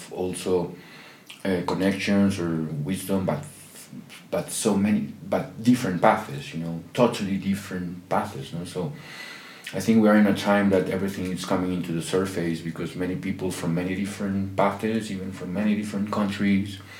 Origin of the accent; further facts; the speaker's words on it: Peru; I'm from Peru